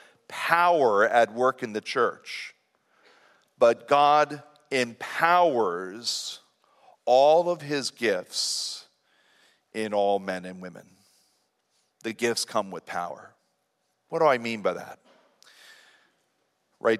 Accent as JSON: {"language": "English", "area": "Lancaster County", "region": "Pennsylvania", "country": "United States", "said": "here in Lancaster County someday. And I would really like to use it right here where I'm from."}